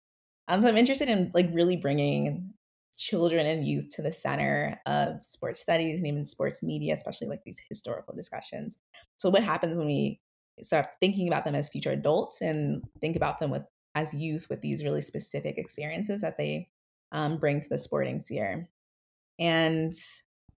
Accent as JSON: {"language": "English", "region": "New Jersey", "country": "United States", "tie": "born or raised there", "moved": "as an adult", "lives_now": "Philadelphia, United States", "said": "I grew up in South Jersey, so about 30 minutes away from Philly."}